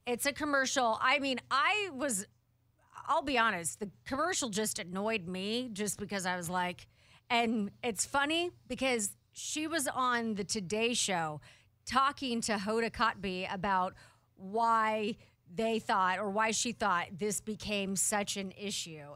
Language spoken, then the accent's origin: English; Portland, Oregon, United States; my hometown